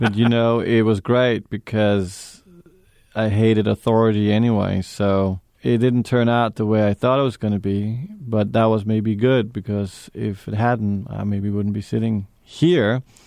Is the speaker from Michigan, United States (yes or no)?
no; New York, United States; also born or lived in Denmark; I grew up in New York with my mother and my stepfather